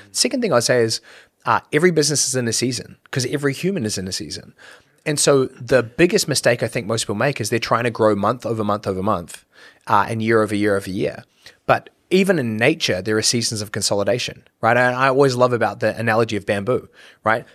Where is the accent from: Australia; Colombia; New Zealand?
New Zealand; moved away as an adult; when I was growing up in New Zealand